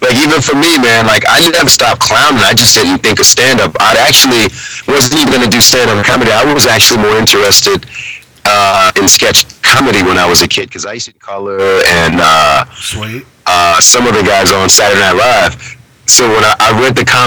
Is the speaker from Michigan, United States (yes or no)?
no; New Orleans, Louisiana, United States; moved away as an adult; also born or lived in Garden City, New York; I'm actually originally from New Orleans.